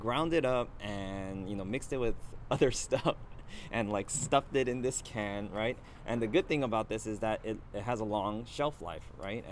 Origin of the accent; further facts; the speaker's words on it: United States; I'm Korean American